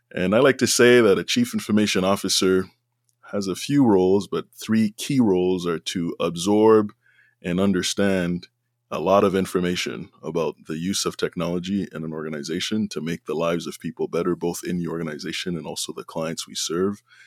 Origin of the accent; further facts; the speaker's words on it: Montreal, Quebec, Canada; now in Ottawa, Canada; I was born and raised in Montreal, which is in Quebec, a francophone community